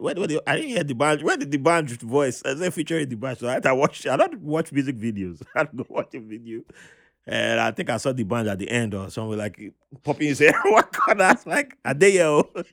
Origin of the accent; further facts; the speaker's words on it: Nigeria; moved away as an adult; also born or lived in Jos, Nigeria / Benin City, Nigeria; now in New York City, United States; I was born in Jos. It was cold.